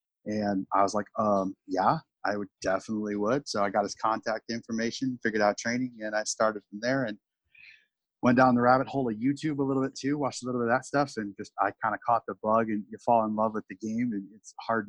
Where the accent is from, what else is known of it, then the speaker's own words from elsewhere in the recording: United States; So at 9 or 10 years old, even as an American